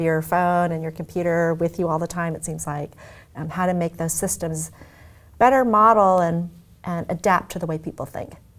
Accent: Omaha, Nebraska, United States; moved away; also born or lived in Tokyo, Japan / Los Angeles; I was born in Tokyo, and I grew up in Omaha, Nebraska

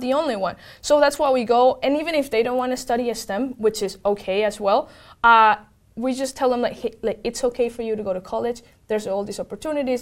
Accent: Venezuela; moved away; I'm from Venezuela, and I grew up

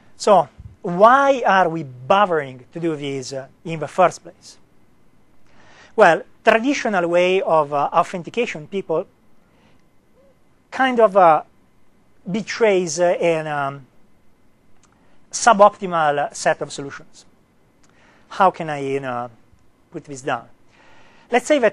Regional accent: Italy; accent: Italian; English is a second language; me not to have an Italian accent

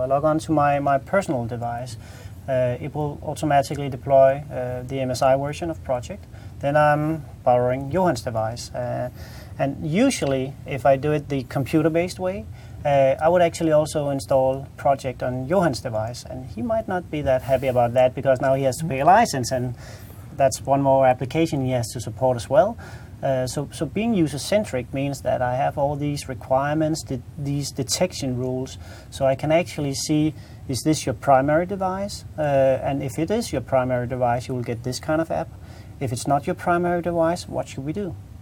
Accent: Denmark; English is a second language; I'm Danish.

